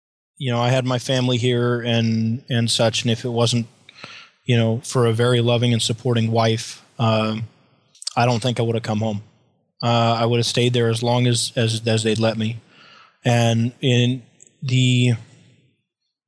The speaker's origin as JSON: {"language": "English", "country": "United States", "said": "as an American civilian"}